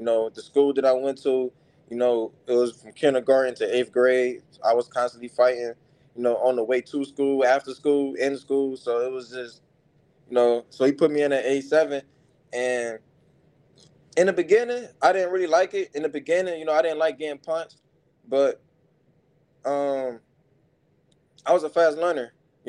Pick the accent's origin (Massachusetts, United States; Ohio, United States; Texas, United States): Ohio, United States; Cleveland; So, it was, Cleveland is a rough city.